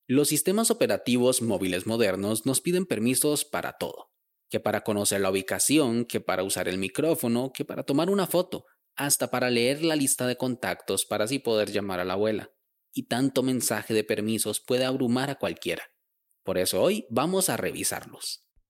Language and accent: Spanish; Costa Rica; Yo vivo en Costa Rica